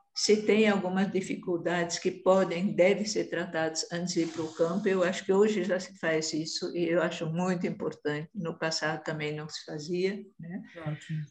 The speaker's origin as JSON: {"language": "Portuguese", "country": "Brazil", "also_born_or_lived": "Angola", "moved": "as an adult", "said": "Eu, como sou muito branca, é, não era tão vista como brasileira, né, apesar de ser"}